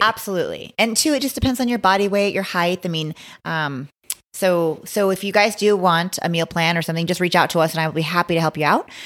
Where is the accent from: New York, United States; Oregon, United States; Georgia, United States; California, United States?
Oregon, United States; Blue River; moved away; I'm from a little town called Blue River, Oregon